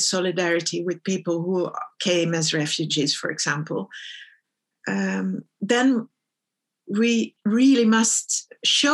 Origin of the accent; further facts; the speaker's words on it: Netherlands; moved away as an adult; also born or lived in Stockholm, Sweden; I grew up in the Netherlands